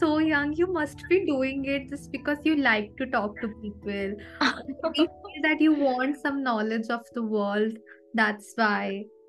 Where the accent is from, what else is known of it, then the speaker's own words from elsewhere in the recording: Jaipur, Rajasthan, India; I am from Jaipur, Rajasthan.